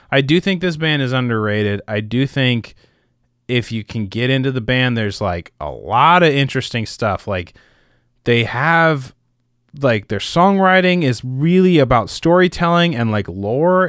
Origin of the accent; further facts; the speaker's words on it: Midwest, United States; I grew up in the Midwest